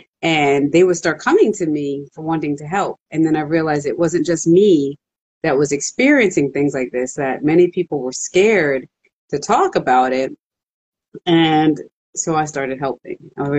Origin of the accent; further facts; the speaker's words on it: Jamaica; So my grandmother, she had owned a business in Jamaica. Then when they moved here, I'm originally from Jamaica.